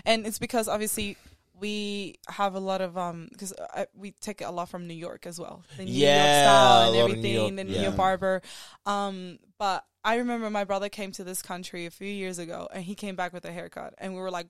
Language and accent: English; Zimbabwe; No, I just say I'm from Zimbabwe, and that's it.